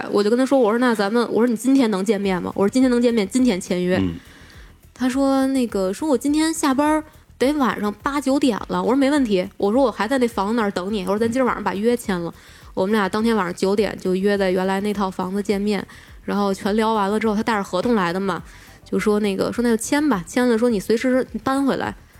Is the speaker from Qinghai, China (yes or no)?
no; Beijing, China; moved away; also born or lived in United Kingdom; 我小的时候在北京不是老是碰到各种怪事儿，然后我后来去英国上学